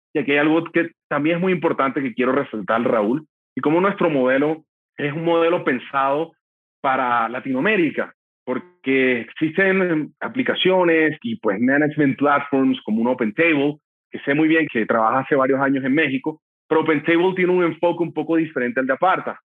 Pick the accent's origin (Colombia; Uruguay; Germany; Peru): Colombia; Barranquilla, Atlántico; mi ciudad natal, Barranquilla